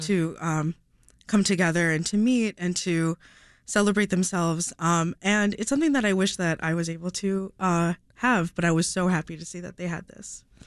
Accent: Downers Grove, Illinois, United States; I grew up in Donner's Grove

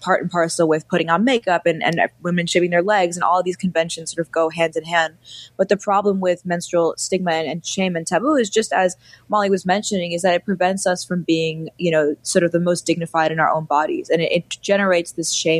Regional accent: New York City, New York, United States; also born or lived in India; I grew up in New York City

